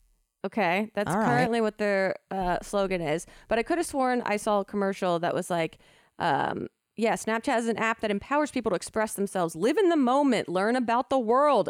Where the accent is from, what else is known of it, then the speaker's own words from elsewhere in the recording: East Coast, United States; now in Los Angeles, United States; we grew up on the East Coast.